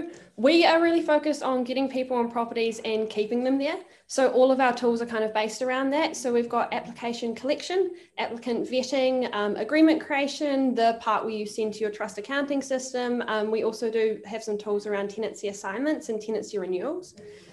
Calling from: Auckland, New Zealand; I am joining from Auckland in New Zealand.

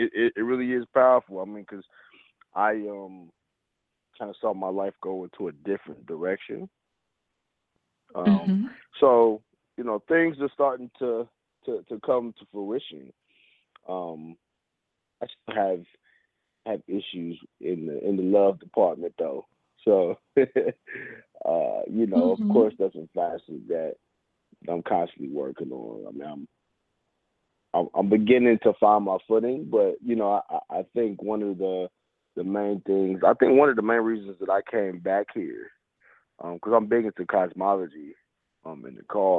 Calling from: Kansas City, Missouri, United States; I'm calling from Kansas City.

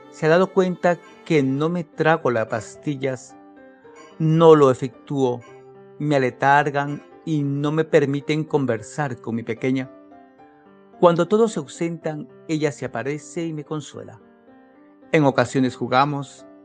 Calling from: Loja, Ecuador; Les saludo cordialmente desde Loja, Ecuador.

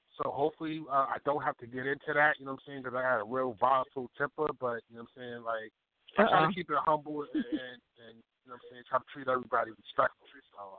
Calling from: Baltimore, Maryland, United States; Baltimore, Maryland, East Side, Zone 18.

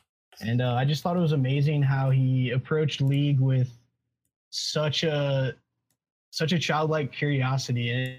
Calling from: Auburn, Alabama, United States; I'm calling from Auburn, Alabama.

